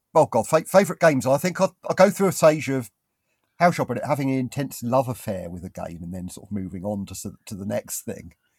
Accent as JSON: {"language": "English", "country": "United Kingdom", "said": "I'm British"}